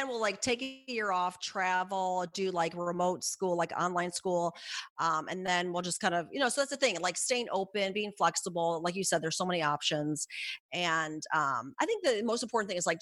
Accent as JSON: {"language": "English", "region": "Midwest", "country": "United States", "said": "I'm from the Midwest"}